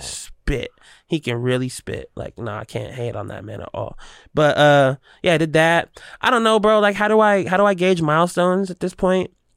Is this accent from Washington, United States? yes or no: yes; Seattle, Washington, United States; I'm a native kid, and I'm a Seattle kid